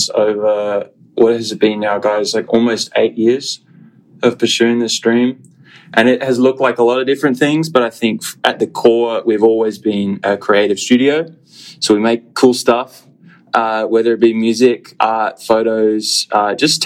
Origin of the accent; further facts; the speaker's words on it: Australia; moved away as an adult; now in Phoenix, United States; formerly from Australia, and now an expat living in the United States